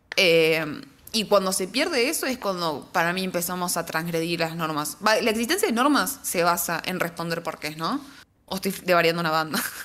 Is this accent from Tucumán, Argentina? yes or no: yes; Tucumán, Argentina; cuando sos de Tucumán